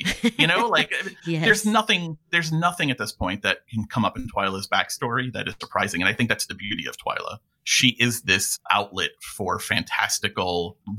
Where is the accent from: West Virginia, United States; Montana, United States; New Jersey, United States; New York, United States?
New York, United States; Essentially, I'm from New York, so I have my own opinions.